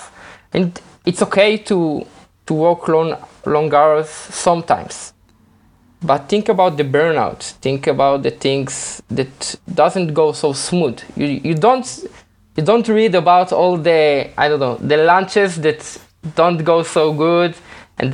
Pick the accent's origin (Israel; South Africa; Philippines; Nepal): Israel; I'm not from America, I'm from Israel.